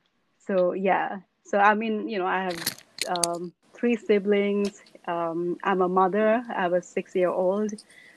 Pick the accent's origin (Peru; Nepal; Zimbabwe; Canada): Nepal; Kathmandu, Bagmati; moved away as an adult; now in United States; I grew up in Nepal, in Kathmandu, which is the capital city.